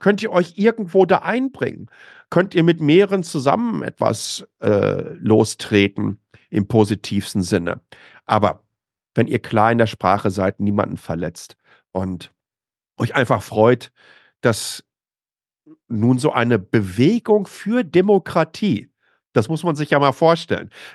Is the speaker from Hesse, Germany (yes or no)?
no; Waltrop, North Rhine-Westphalia, Germany; moved away as an adult; now in Taiwan; Ich bin im Ruhrgebiet groß geworden, im östlichen Ruhrgebiet, in, in Waltrop, äh, zur Schule gegangen